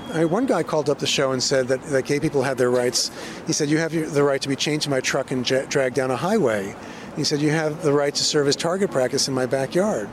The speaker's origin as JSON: {"language": "English", "area": "16 miles east of Manhattan", "region": "New York", "country": "United States", "tie": "born or raised there", "said": "I grew up in the Iowa of New York, you know, 16 miles uh, east of Manhattan"}